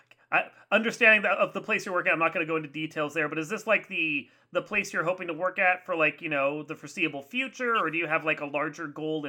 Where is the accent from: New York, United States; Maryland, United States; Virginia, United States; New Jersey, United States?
Virginia, United States; northern; accent: flat government accent; I'm from, like, northern Virginia, so we have that flat government accent, and we talk faster.